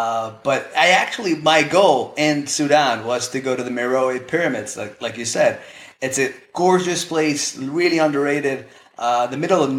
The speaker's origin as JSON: {"language": "English", "country": "Spain", "tie": "born or raised there", "second_language": "English", "said": "I'm born in Spain, born and bred in Spain. I went to a British school, and then I flipped my accent because I studied in the U.S. for a year."}